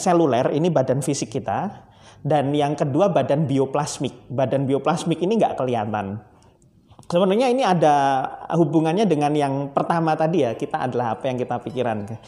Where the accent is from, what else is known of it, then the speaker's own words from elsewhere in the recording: Surabaya, East Java, Indonesia; now in Solo, Indonesia; saya asli Surabaya